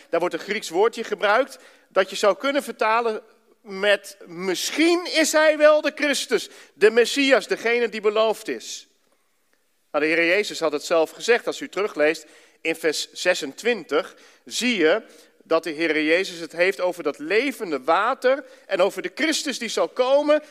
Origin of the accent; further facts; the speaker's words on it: Ermelo, Gelderland, Netherlands; moved away as an adult; now in Enschede, Netherlands; Daarvoor heb ik in Ermelo gewoond, zo'n beetje mijn hele leven